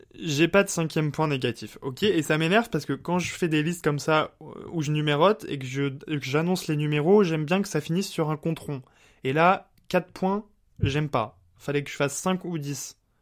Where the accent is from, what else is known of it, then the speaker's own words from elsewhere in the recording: Bar-le-Duc, Grand Est, France; also born or lived in Paris / Nancy; pendant toute mon enfance et mon adolescence, on a vécu à Bar-le-Duc, qui est une, euh, une toute petite ville